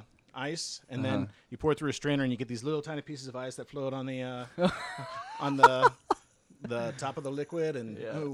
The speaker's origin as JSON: {"language": "English", "town": "Evergreen", "region": "Colorado", "country": "United States", "tie": "born or raised there", "also_born_or_lived": "Denver, Colorado", "said": "I'm from Colorado. I was born in Denver, grew up in the foothills, kind of the mountainous area west of Denver."}